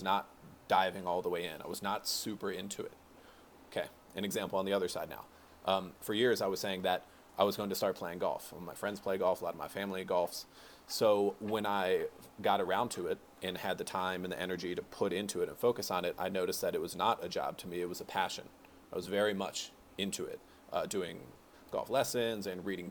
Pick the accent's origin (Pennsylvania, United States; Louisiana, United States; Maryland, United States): Maryland, United States; Rockville; I'm from Rockville, Maryland